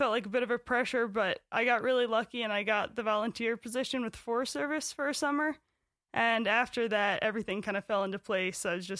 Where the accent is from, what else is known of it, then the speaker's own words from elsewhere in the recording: Poughkeepsie, New York, United States; moved away as an adult; also born or lived in South Dakota; now in Montana, United States; I'm from Poughkeepsie, New York, originally.